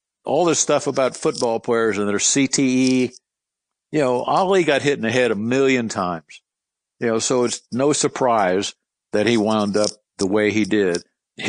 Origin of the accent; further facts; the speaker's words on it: Louisville, Kentucky, United States; he knew me as Louisville because I was from Louisville.